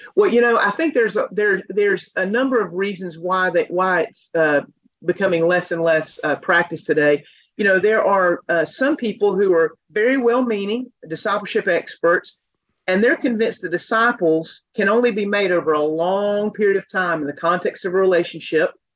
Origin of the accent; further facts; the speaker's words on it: Asheville, North Carolina, United States; now in Fort Worth, United States; I'm from Asheville, North Carolina area, but reside now in Fort Worth, Texas